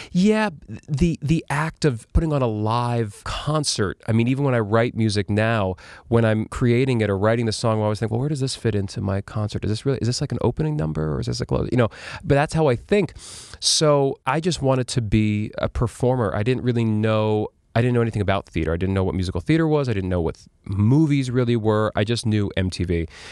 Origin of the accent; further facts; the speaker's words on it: New York City, New York, United States; also born or lived in Las Vegas; I grew up on twentieth street in Chelsea